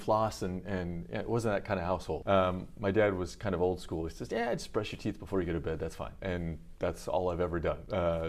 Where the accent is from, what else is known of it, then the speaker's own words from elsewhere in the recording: Pleasanton, California, United States; moved away as an adult; now in Japan; I grew up in Northern California.